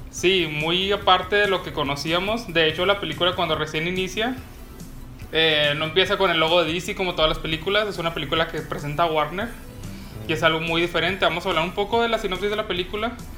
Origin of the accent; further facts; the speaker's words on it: Mexico; nosotros como mexicanos